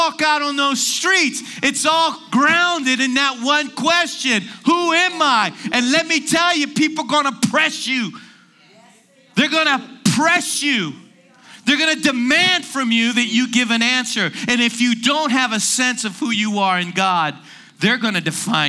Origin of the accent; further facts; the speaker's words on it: Washington, District of Columbia, United States; I'm from Washington, D.C.